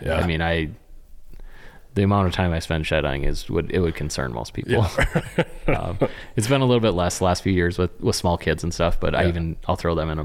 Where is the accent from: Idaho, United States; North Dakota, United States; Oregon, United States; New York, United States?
North Dakota, United States; Western; growing up in Western North Dakota